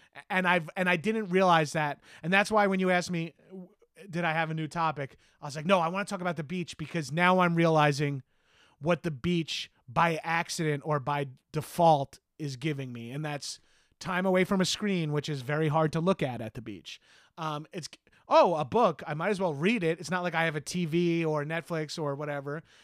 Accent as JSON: {"language": "English", "area": "Long Island", "region": "New York", "country": "United States", "also_born_or_lived": "Los Angeles", "moved": "yes", "said": "I'm from Long Island, and I've lived in New York City and Los Angeles."}